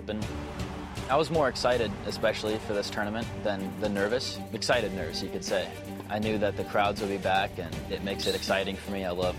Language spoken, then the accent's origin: English; Sacramento, California, United States; I'm 21 years old and I'm from Sacramento, California.